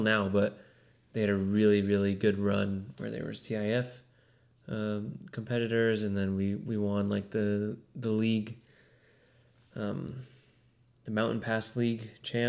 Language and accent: English; Bakersfield, California, United States; I'm actually from Bakersfield.